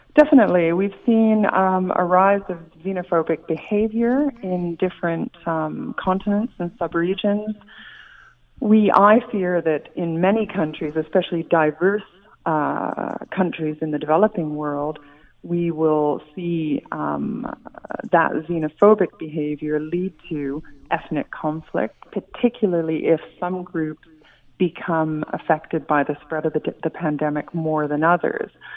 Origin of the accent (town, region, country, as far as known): Canada